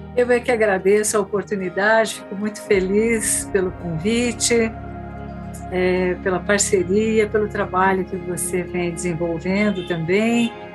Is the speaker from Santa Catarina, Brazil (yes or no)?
no; Bauru, São Paulo, Brazil; eu não sou de São Paulo, né, da cidade de São Paulo, mas sim do interior, de uma cidade Bauru